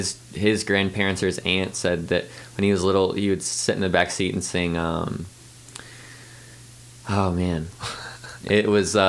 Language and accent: English; Columbia, Missouri, United States; born or raised there